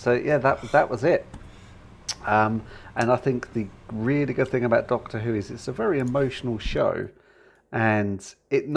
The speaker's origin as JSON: {"language": "English", "country": "United Kingdom", "said": "being British"}